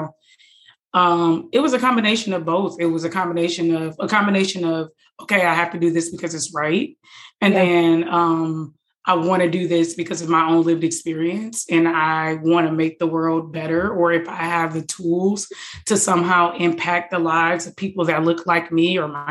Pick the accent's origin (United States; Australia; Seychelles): United States; Detroit, Michigan; moved away; I grew up in Detroit, so I'm from Detroit